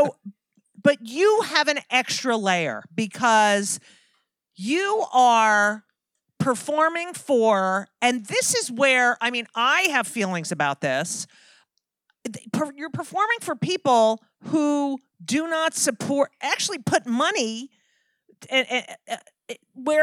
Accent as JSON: {"language": "English", "region": "New Jersey", "country": "United States", "tie": "born or raised there", "said": "I grew up in New Jersey"}